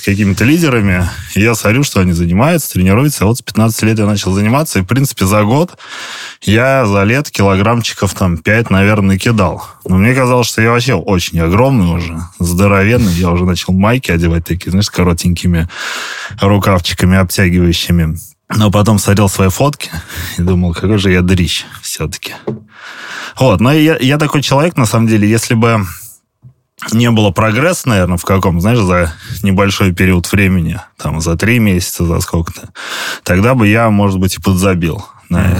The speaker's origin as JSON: {"language": "Russian", "region": "Leningrad Oblast", "country": "Russia", "said": "я из Ленобласти"}